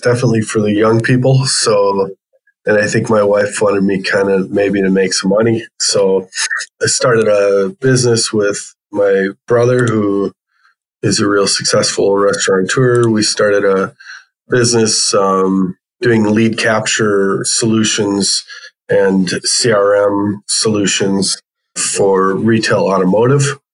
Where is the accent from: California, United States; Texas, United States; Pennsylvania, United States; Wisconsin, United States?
Wisconsin, United States; Brookfield; also born or lived in Iowa / Glendale, Arizona; Grew up in Brookfield, Wisconsin, which is just west of Milwaukee, and it's where I live today